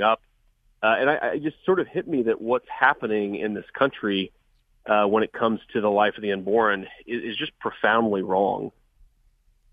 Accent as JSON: {"language": "English", "region": "Ohio", "country": "United States", "tie": "born or raised there", "said": "I was born and raised in Ohio. I've grown up here my whole life"}